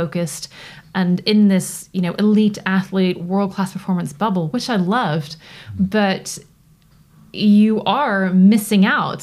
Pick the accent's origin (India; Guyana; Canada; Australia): Canada; Toronto, Ontario; accent: North American; now in United Kingdom; I grew up in Toronto